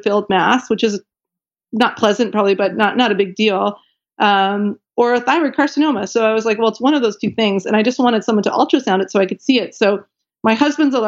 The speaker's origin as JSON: {"language": "English", "country": "Canada", "said": "I'm Canadian, and I was in Canada at the time"}